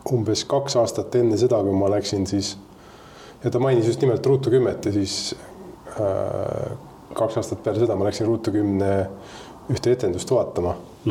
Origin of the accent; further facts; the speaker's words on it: Tallinn, Harju County, Estonia; ma tulen Tallinnast